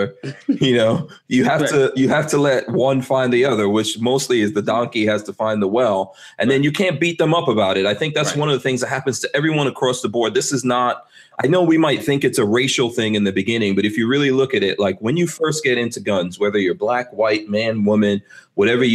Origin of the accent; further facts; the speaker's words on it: New York, United States; now in Gainesville, United States; I grew up in New York.